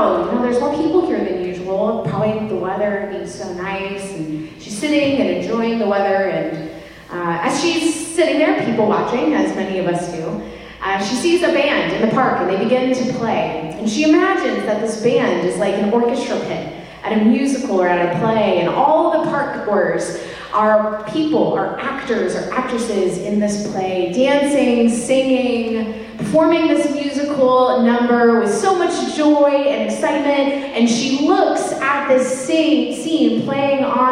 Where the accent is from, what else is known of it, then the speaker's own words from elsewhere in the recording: Cincinnati, Ohio, United States; moved away as an adult; now in Kansas City, United States; I was from Cincinnati, Ohio